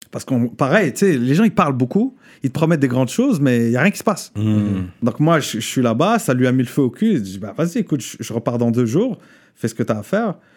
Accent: Morocco; Euh, parce que j'ai grandi au Maroc, parce

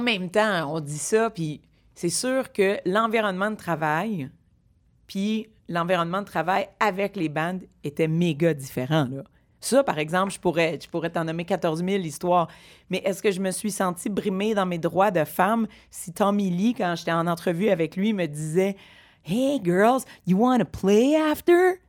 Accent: Montreal, Quebec, Canada; j'ai grandi dans Rosemont

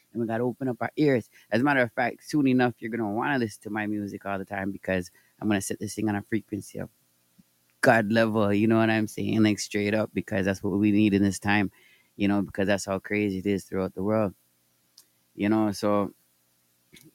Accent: Toronto, Ontario, Canada; I'm from Toronto, Canada.

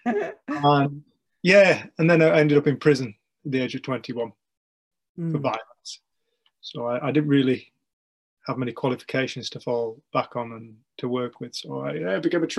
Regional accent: English Lake District, North West England, United Kingdom; I am from the English Lake District.

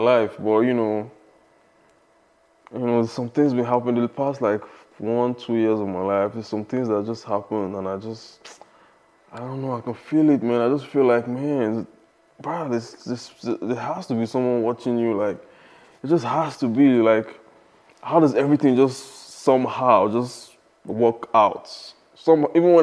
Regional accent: Lagos, Nigeria; moved away as an adult; I'm from Lagos, Nigeria. I mean, I lived in Lagos, I was born in Lagos, Nigeria. I lived there for, you know, all my life, basically. And I moved here when I was 24

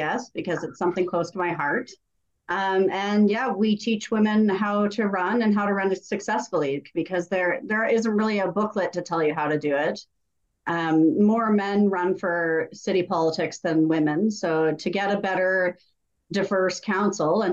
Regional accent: Canada; I love being Canadian.

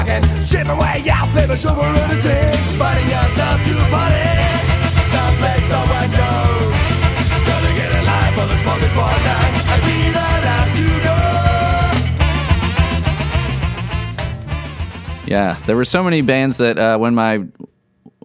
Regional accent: Chicago suburbs, Illinois, United States; being in the Chicago suburbs

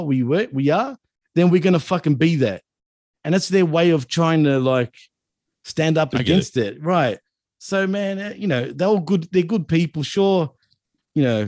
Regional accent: Australia; I'm born in Australia. My parents are born in Greece, but I'm born here, born and raised in Australia

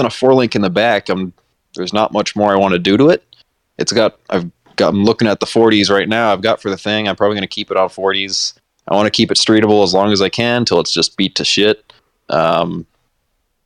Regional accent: Massachusetts, United States; I'm from Massachusetts

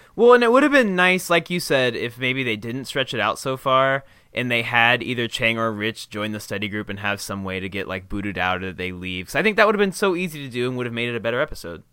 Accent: Indiana, United States; growing up in Indiana

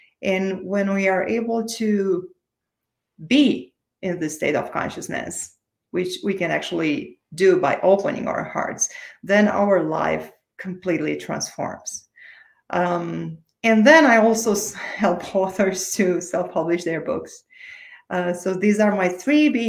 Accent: Romania; English is a second language; moved away; I was born and raised in Romania, in case you wonder about my accent.

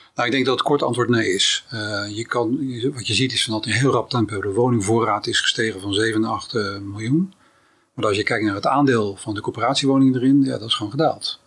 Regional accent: Rotterdam, South Holland, Netherlands; also born or lived in The Hague; opgegroeid in Rotterdam-Zuid

